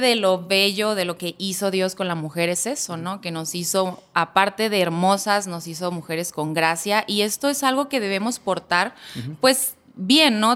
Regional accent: La Paz, Baja California Sur, Mexico; mi ciudad natal, La Paz, Baja California

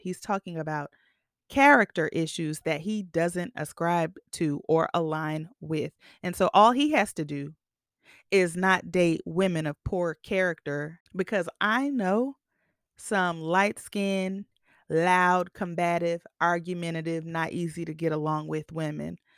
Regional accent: the Bay Area, California, United States; I'm from the Bay

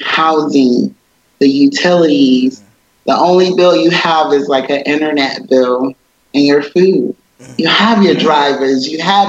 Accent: Sumter, South Carolina, United States; moved away as an adult; also born or lived in Alaska; now in Kuwait; I'm from Sumter, South Carolina

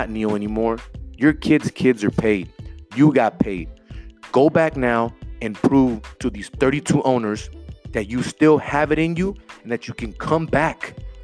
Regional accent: Los Angeles, California, United States; I grew up in South Central.

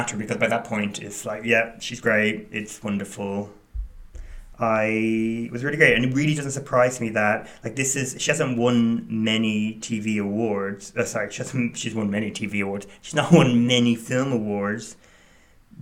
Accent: Ireland; I grew up in Ireland

